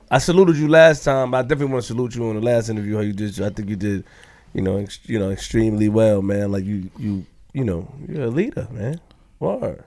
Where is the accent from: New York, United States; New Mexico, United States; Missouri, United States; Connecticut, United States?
New York, United States; New York City; I'm from Queens